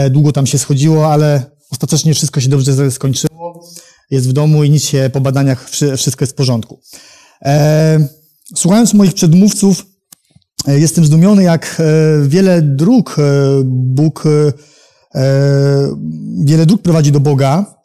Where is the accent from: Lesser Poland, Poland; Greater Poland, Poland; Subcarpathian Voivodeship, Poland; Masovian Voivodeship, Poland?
Masovian Voivodeship, Poland; Warsaw; jestem z Warszawy.